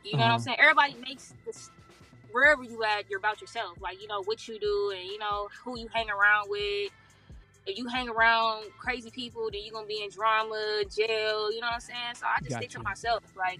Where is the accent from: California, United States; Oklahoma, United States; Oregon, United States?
California, United States; Living somewhere else? No, I wouldn't think so. Because all my family is here.